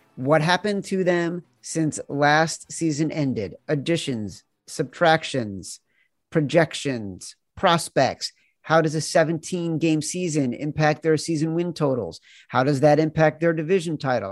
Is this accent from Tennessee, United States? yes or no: no; Chicago, Illinois, United States; he and I grew up together in Chicago